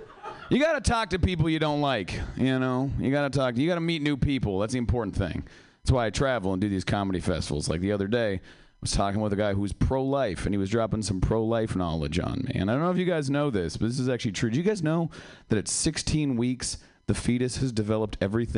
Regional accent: Seattle, Washington, United States; Yeah, I am from Seattle. I came all the way down here for this.

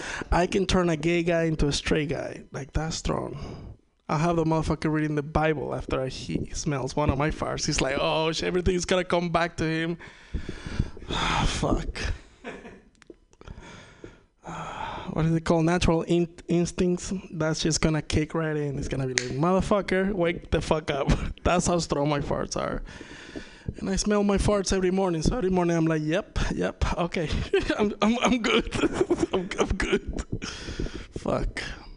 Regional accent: Venezuela; English is a second language; I'm from Venezuela. If you ever wonder what it's like to lose 99.9999% of the value of your money, been there, done that. It's not fun. That's why I'm speaking to you in my second fucking language, you know what I mean? I wish I could be doing this in Spanish

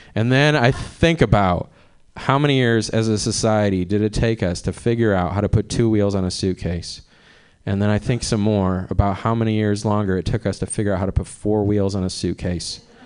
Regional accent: Cleveland, Ohio, United States; moved away as an adult; now in Oakland, United States; I'm from Cleveland

